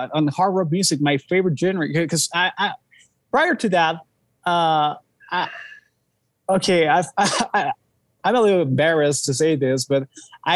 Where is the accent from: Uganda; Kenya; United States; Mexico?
Mexico; Mexico City; we're from Mexico City